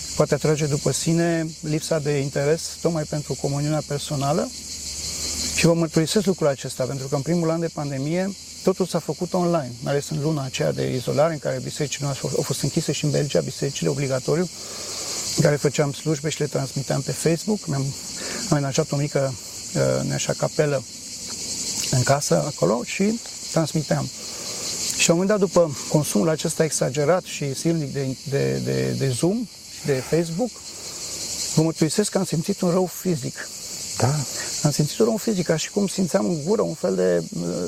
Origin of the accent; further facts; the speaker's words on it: Bucharest, Romania; moved away; am ajuns la București, acasă, sunt din București